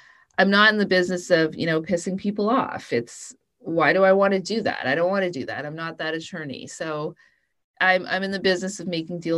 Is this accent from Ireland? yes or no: no; Canada; I'm Canadian